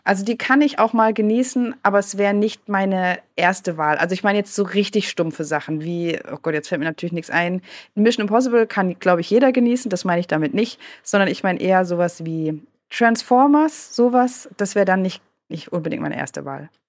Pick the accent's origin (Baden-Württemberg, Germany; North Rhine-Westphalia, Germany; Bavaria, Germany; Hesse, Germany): Baden-Württemberg, Germany; Freiburg; accent: Badisch; ich bin in Freiburg geboren, im Süden, da spricht man Badisch.